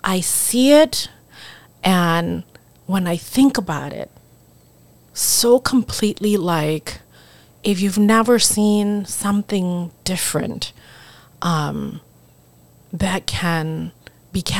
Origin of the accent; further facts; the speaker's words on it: Laos; English is a second language; now in United States; But then my you know my home country, where I come from, um, you know, Laos has never had a presence